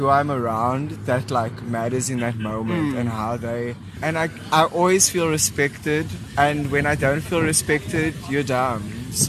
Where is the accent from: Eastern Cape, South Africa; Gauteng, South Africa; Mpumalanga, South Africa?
Eastern Cape, South Africa; East London; my experience growing up in East London, but going on holiday to Port Elizabeth and listening to the music there